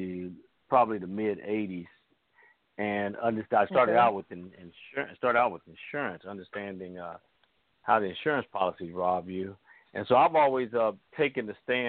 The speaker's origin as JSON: {"language": "English", "town": "Kansas City", "region": "Missouri", "country": "United States", "moved": "yes", "lives_now": "Florida, United States", "said": "I'm from Missouri, though. Kansas City side"}